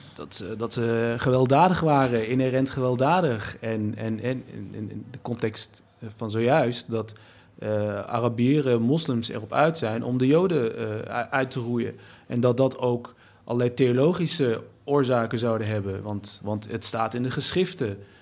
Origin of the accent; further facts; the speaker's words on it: Nijmegen, Gelderland, Netherlands; als Turk, Nederlander, Nijmegenaar